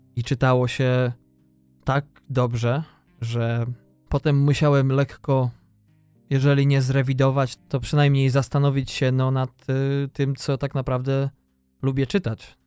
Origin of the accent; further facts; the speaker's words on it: western Poland, Poland; moved away as an adult; Ja wychowałem się na zachodzie Polski